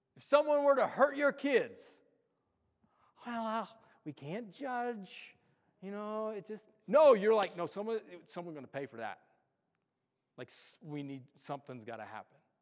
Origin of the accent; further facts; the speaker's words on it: Los Alamos, New Mexico, United States; I'm from Los Alamos